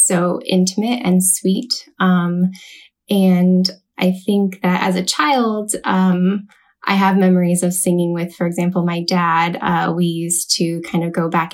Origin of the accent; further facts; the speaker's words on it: California, United States; moved away as an adult; now in Seattle, United States; I am originally from California, currently living in Seattle, Washington